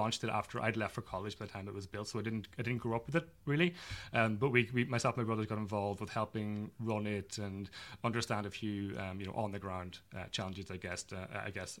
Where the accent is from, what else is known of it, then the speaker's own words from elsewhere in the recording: Ireland; also born or lived in Manhattan, New York; now in New York, United States; I'm located in Manhattan, in New York, in the East Village, originally from Ireland